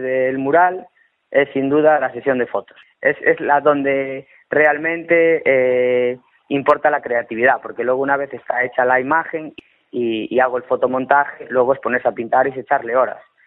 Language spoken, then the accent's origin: Spanish; Cambre, Galicia, Spain; yo soy de Cambre